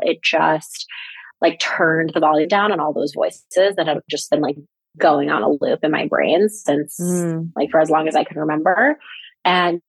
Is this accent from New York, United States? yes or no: yes; New York, United States; now in Los Angeles, United States; I'm originally from New York